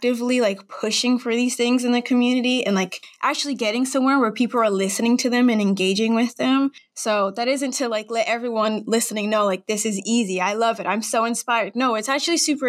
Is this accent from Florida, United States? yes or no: no; Cranston, Rhode Island, United States; I was basically born and raised in Cranston, Rhode Island, and there's a reason why I stay here